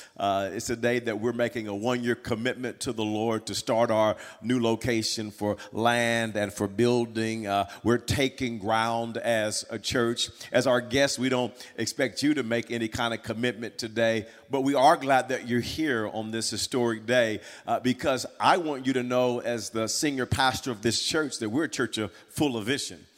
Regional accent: Wewoka, Oklahoma, United States; I grew up in Little Wewoka, and we would come to the city about once a month

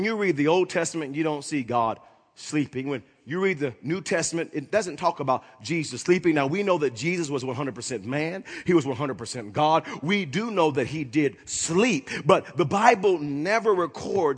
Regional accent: Oklahoma, United States; growing up in Oklahoma, living here almost all of my life

